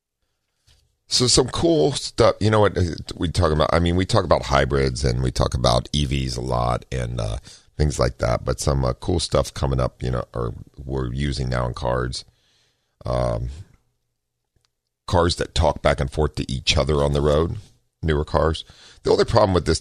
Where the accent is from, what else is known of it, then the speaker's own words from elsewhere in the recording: Ohio, United States; now in California, United States; growing up in Ohio